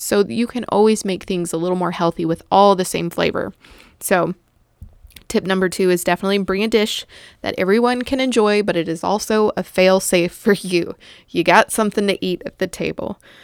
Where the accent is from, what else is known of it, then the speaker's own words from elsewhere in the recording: the South, United States; I grew up in the South